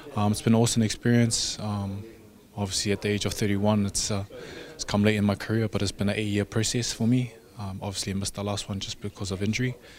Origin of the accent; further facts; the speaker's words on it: Samoa; I'm from Mangyangi, Ngofali, Malie, yeah, Moenga